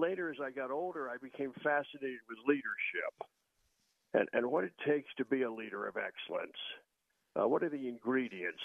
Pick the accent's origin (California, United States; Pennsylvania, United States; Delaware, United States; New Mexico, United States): Delaware, United States; Wilmington; I grew up in Wilmington, Delaware